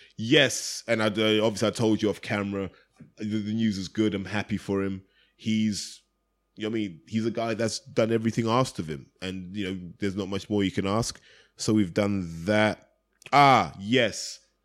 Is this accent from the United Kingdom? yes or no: yes; United Kingdom; as a British fan